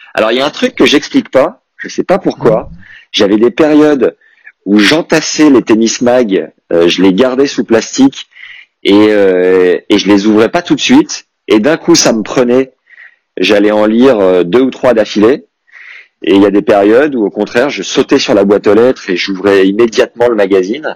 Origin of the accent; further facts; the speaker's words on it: Nevers, Bourgogne-Franche-Comté, France; je suis de Nevers, et euh, lui, aussi était de Nevers, et il était dans la même école primaire que moi